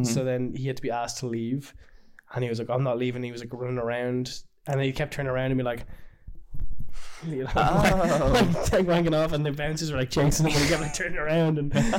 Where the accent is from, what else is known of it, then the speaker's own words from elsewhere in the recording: Ireland; where are you from? I was like, Ireland.